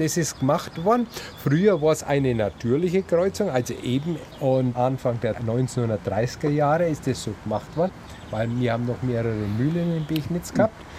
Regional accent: Pegnitz, Bavaria, Germany; Ich bin ein gebürtiger Bengatzer, aufgewachsen, da in Schule gegangen

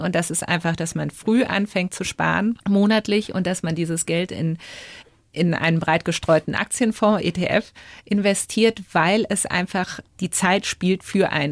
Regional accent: Berlin, Germany; Jetzt komme ich ja auch aus Berlin, das ist ja auch so ein spezielles Pflaster

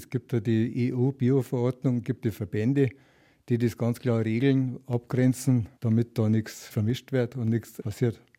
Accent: Bavaria, Germany; ich komme aus dem Landkreis Erding

